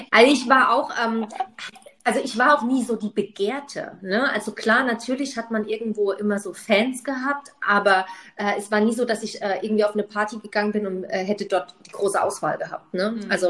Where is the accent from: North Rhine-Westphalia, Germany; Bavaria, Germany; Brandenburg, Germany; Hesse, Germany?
Bavaria, Germany; Munich; München ist meine alte Heimat